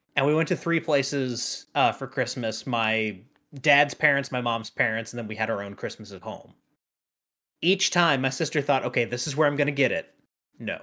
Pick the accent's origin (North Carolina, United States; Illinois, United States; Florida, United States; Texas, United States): North Carolina, United States; now in Tennessee, United States; I'm from North Carolina